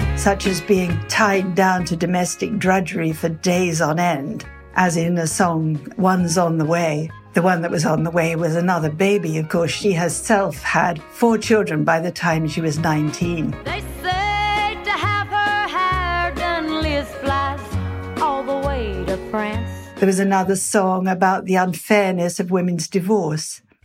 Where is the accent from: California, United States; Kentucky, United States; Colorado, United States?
Kentucky, United States; Butcher Hollow; my hometown is Butcher Holler, Kentucky.